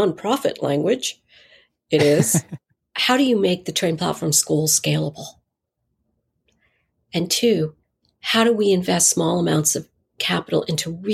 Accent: Eastern North Carolina, United States; I grew up in Eastern North Carolina

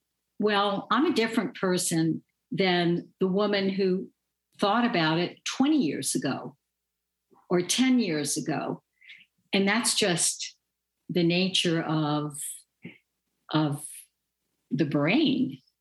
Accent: Louisiana, United States; I grew up in the 1950s and 60s, and that was a pivotal time in American history.

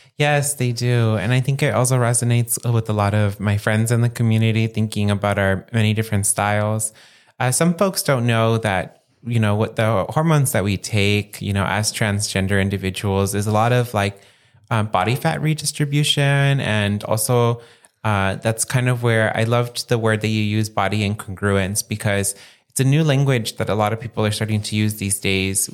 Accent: San Gabriel Valley, Los Angeles County, California, United States; moved away as an adult; also born or lived in Santa Barbara; I grew up living in the San Gabriel Valley area of Los Angeles County.

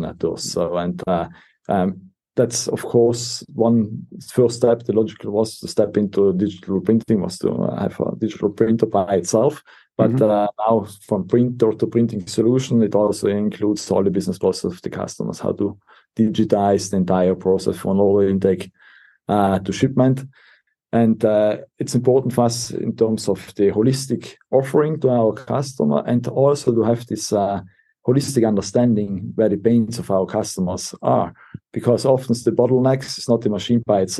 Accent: Brixen, Trentino-Alto Adige, Italy; moved away as an adult; originally, I'm from Brixen, so there was a great opportunity to come back at home

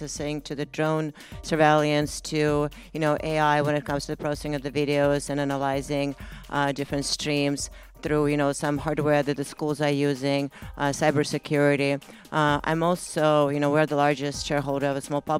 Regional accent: California, United States; I'm from California.

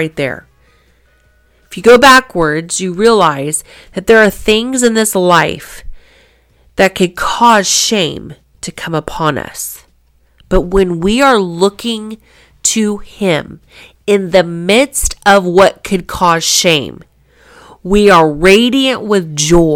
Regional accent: Kansas, United States; I was born in Kansas

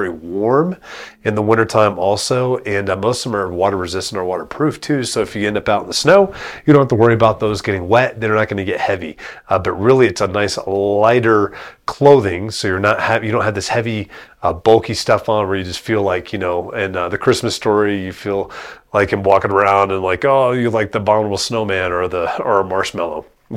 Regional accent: South Florida, United States; now in Woodland Park, United States; I grew up in South Florida

